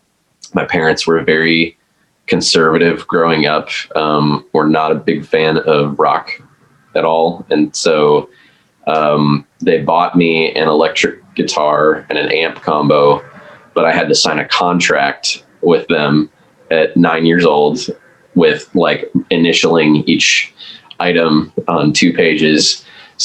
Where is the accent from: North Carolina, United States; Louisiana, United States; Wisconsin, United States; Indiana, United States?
Wisconsin, United States; just west of Milwaukee; now in Nashville, United States; I grew up in Wisconsin, just west of Milwaukee.